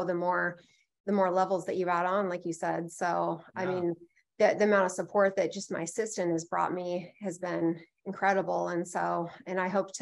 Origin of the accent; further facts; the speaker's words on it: Bellevue, Washington, United States; also born or lived in Issaquah, Washington; I was born and raised in Bellevue, Washington, which is where my office is located as well